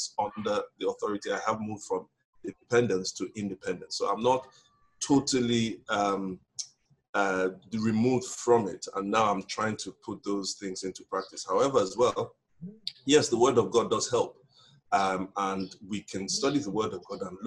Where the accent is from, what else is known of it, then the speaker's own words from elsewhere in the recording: Lagos, Nigeria; I'm from Lagos, Nigeria. I was born and raised in Lagos.